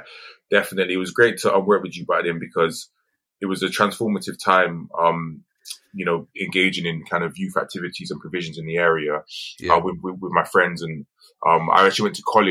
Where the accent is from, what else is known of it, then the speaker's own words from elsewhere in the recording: Bristol, South West England, United Kingdom; growing up in Barton Hill